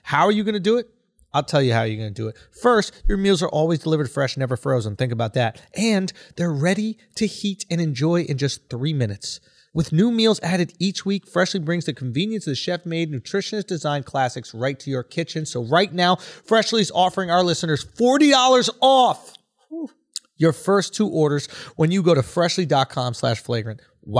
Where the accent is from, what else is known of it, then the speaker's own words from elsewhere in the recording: New York, United States; I'm from New York. Where would I golf?